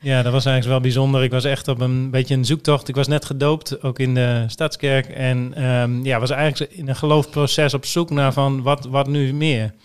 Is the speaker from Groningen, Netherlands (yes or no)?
yes; Groningen, Netherlands; moved away as an adult; also born or lived in Cambodia; now in Emmeloord, Netherlands; Ik ben geboren en getogen in Groningen, in de stad